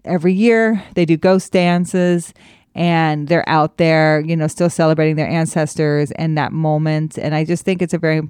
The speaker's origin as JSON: {"language": "English", "country": "United States", "said": "as an American and as a historian"}